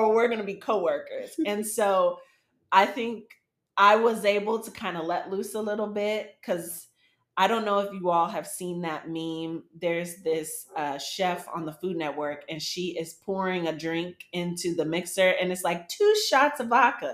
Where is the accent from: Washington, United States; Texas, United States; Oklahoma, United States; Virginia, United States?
Texas, United States; Dallas; moved away as an adult; also born or lived in Colorado; now in Detroit, United States; I'm from a Dallas metropolitan area